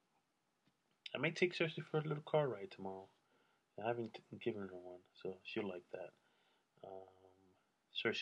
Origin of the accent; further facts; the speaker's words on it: New York, United States; now in California, United States; I'm from New York